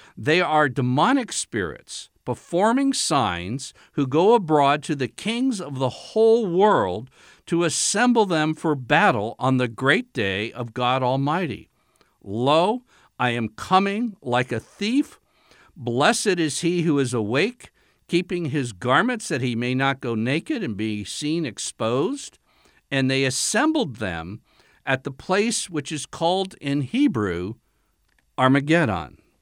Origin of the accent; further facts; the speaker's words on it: United States; being an American